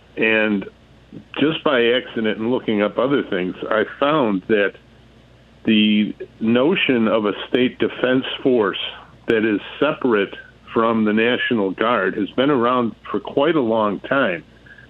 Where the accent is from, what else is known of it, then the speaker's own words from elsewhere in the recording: Illinois, United States; Yeah, currently my home state of Illinois